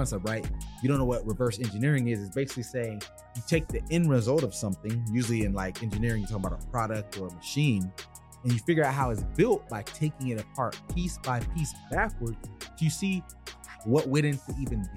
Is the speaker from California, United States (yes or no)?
no; South Florida, United States; I'm from South Florida